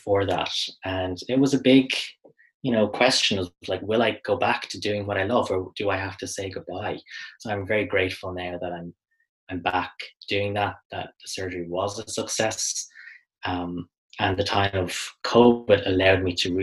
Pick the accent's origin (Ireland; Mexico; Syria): Ireland